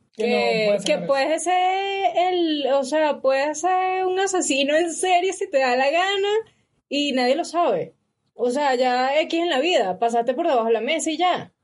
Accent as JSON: {"language": "Spanish", "town": "Valencia", "region": "Carabobo", "country": "Venezuela", "tie": "born or raised there", "also_born_or_lived": "San Felipe", "moved": "yes", "lives_now": "Ecuador", "said": "yo nací en Valencia, okay. pero me registraron en San Felipe"}